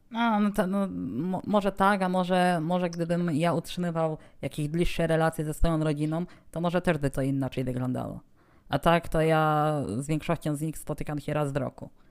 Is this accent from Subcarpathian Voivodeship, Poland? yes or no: yes; Rzeszów, Subcarpathian Voivodeship, Poland; stąd ode mnie, czyli z Rzeszowa